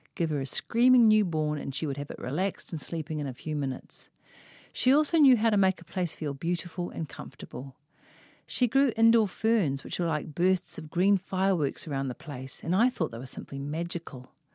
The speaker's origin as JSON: {"language": "English", "region": "Auckland", "country": "New Zealand", "said": "I am from West Auckland"}